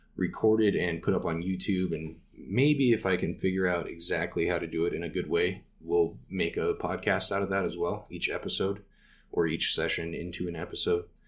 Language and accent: English; Casper, Wyoming, United States; opened a game store here in my hometown called Next Level Games. If you're ever in Casper, Wyoming